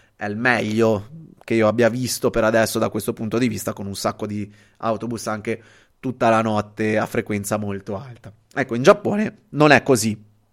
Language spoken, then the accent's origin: Italian; Genoa, Liguria, Italy; also born or lived in Venice; io sono genovese, eh, sono qua a Genova